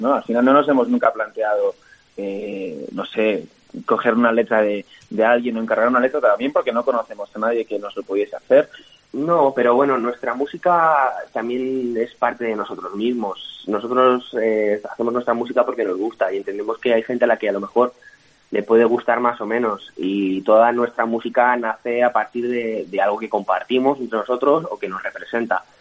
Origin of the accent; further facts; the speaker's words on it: Madrid, Community of Madrid, Spain; nosotros que somos de, somos madrileños también